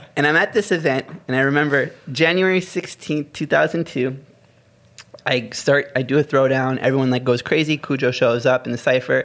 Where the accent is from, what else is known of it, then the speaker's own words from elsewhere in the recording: Maryland, United States; moved away; growing up in the states, like where I grew up in Maryland